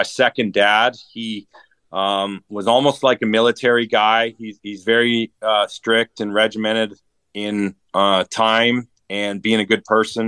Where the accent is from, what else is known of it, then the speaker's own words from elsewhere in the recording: Toronto, Ontario, Canada; born and raised in Toronto, Canada